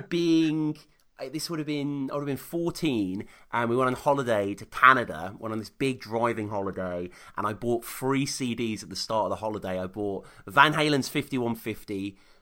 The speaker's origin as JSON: {"language": "English", "town": "Birmingham", "region": "West Midlands", "country": "United Kingdom", "tie": "born or raised there", "also_born_or_lived": "Stourbridge", "said": "quite near where I grew up in Birmingham"}